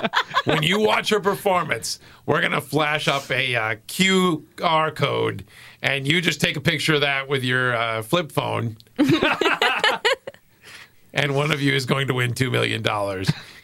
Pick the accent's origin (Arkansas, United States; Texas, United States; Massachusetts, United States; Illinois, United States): Massachusetts, United States; Boston; I'm saying this just because I'm from Boston, and I'm speaking to your home audience here